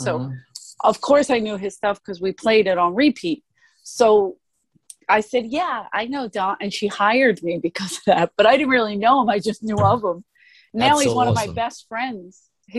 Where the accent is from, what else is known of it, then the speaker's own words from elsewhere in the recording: Philadelphia, Pennsylvania, United States; she hired me only because I was from Philly.